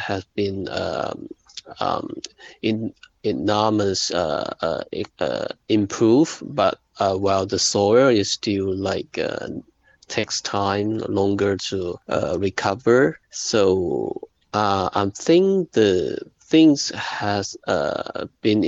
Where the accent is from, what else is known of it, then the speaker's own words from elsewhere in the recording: Shantou, Guangdong, China; Guiyu is a small town, like 60 kilometers from my hometown, Shantou.